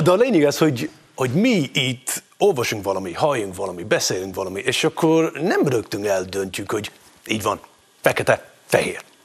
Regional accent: Scotland, United Kingdom; moved away as an adult; now in Hungary; Én ott éltem, ott nőttem föl, itt éltem, itt nőttem föl

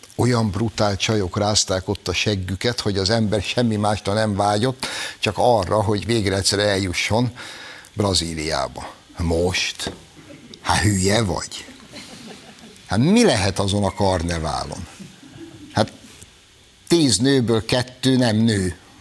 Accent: Hungary; Magyarok vagyunk.

